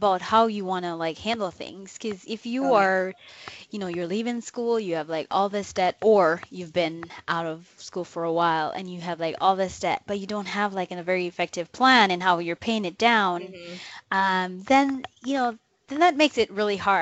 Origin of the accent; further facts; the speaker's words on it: Jamaica; moved away; I grew up in Jamaica